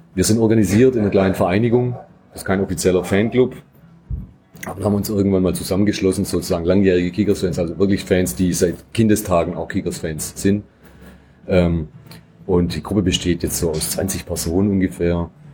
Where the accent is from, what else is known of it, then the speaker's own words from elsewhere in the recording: near Metzingen/Reutlingen, outside Stuttgart, Baden-Württemberg, Germany; moved away as an adult; now in Stuttgart, Germany; ich komme auch nicht direkt aus Stuttgart, sondern ich aus dem Umland Richtung Metzingen, Reutlingen bin ich aufgewachsen